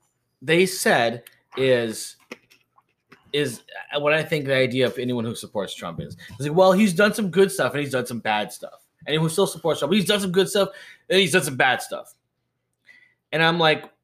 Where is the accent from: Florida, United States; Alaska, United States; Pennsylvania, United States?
Alaska, United States; Thorne Bay; moved away; I grew up in Thorn Bay for a long time. So a lot of my childhood there, we're the only Asians there.